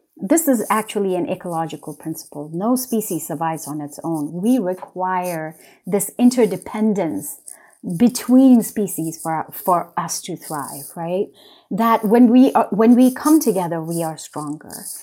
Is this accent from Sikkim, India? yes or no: yes; West Sikkim, India; now in United States; For part of my childhood, I was raised in West Sikkim